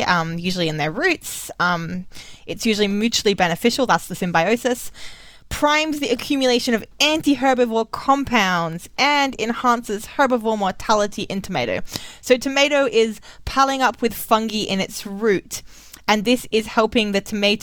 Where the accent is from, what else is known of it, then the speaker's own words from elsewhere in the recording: Australia; I'm Australian